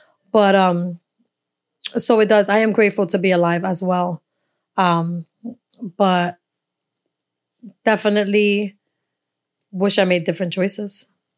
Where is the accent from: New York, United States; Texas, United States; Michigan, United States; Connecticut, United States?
New York, United States; New York City; moved away; You know, I came from East New York. But I got out of there, you know.